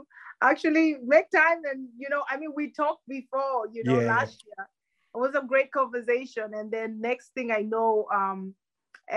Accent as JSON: {"language": "English", "country": "Kenya", "tie": "born or raised there", "also_born_or_lived": "Germany", "first_language": "Luhya", "second_language": "English", "moved": "as an adult", "said": "So I grew up in Kenya. I spent 18 years of my life in Kenya, and at 18, I went to an exchange program to Germany."}